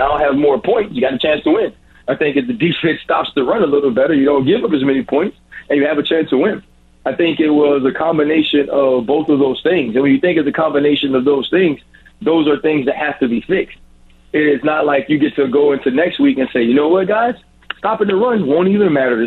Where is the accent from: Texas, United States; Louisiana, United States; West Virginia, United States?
Louisiana, United States; Gretna; my mama made sure we was in church on Sunday at 8:30 at regular Baptist church in Gretna, Louisiana.